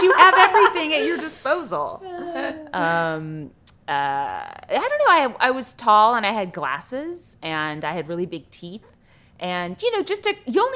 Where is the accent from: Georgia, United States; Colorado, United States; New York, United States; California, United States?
California, United States; East Bay of San Francisco; I grew up in the East Bay of San Francisco